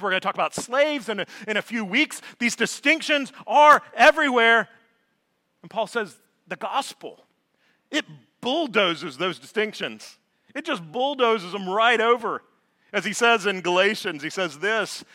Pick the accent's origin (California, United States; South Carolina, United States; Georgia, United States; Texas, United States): Georgia, United States; moved away as an adult; also born or lived in North Alabama; I was born and raised in Georgia.